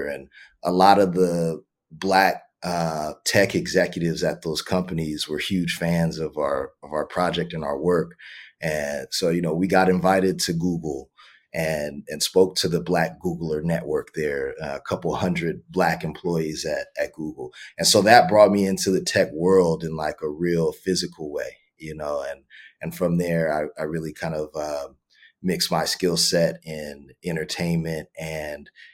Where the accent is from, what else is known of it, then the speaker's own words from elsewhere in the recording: Los Angeles, California, United States; also born or lived in San Diego / Carlsbad; I grew up in West LA, mid-city.